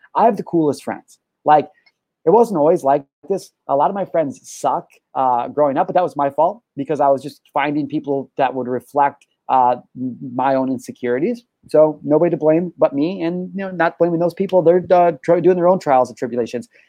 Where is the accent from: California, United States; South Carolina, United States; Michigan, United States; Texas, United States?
California, United States; I'm a resident of California